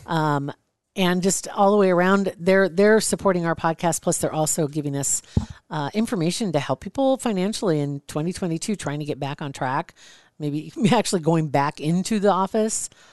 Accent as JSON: {"language": "English", "town": "Ashland", "region": "Nebraska", "country": "United States", "tie": "born or raised there", "said": "I'm from Ashland."}